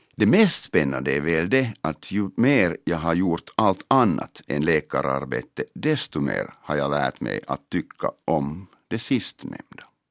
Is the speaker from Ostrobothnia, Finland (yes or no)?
no; Helsinki, Uusimaa, Finland; first language Finnish; Swedish is a second language; also born or lived in Mariehamn; min hemstad Helsingfors